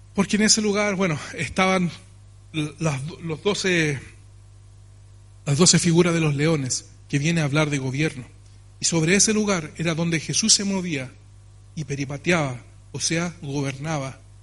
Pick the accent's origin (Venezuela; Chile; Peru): Chile; nosotros tenemos como chilenos